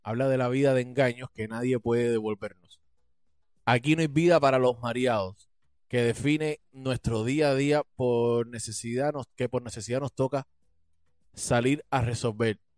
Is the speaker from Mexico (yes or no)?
no; Cuba; canto más acompañado que nunca porque somos más cubanos de patria y vida que los de patria o muerte